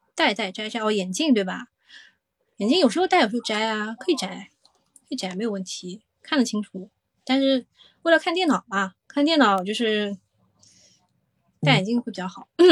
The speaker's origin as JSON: {"language": "Chinese", "region": "Shanghai", "country": "China", "said": "作为一个上海人"}